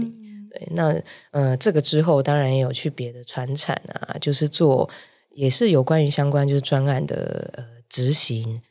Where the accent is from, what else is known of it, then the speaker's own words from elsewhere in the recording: Hualien, Hualien County, Taiwan; moved away as an adult; now in Taipei, Taiwan; 我本身是花莲人嘛嗯哼。所以我就大学的时候就来台北念，呃，就考上了台北学校，就来这里念服装设计这样